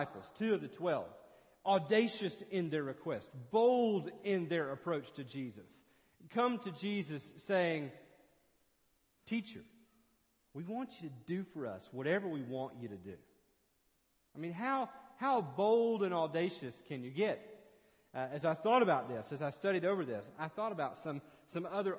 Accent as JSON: {"language": "English", "area": "30 minutes outside of Knoxville", "region": "Tennessee", "country": "United States", "tie": "born or raised there", "said": "I grew up 30 minutes outside of Knoxville"}